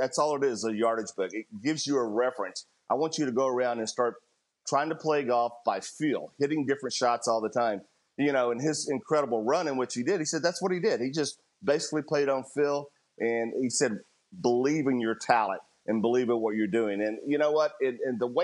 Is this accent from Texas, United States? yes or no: yes; Houston, Texas, United States; my hometown of Houston